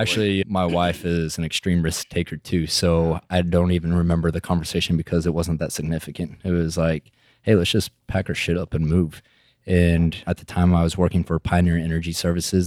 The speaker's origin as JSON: {"language": "English", "town": "Midland", "region": "Texas", "country": "United States", "tie": "born or raised there", "said": "I'm from Midland, Texas originally. I'm from the Permian Basin right in the middle of it, and I feel like graduating high school out of Midland"}